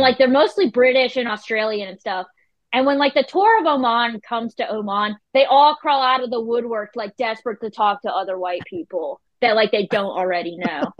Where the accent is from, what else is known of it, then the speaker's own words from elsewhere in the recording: Carthage, North Carolina, United States; I grew up in Carthage, North Carolina